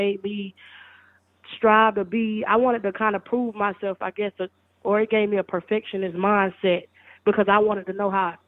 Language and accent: English; Spartanburg, South Carolina, United States; also born or lived in Gaffney, South Carolina; I was born in Gaffney, South Carolina, grew up in Spartanburg, South Carolina, the upstate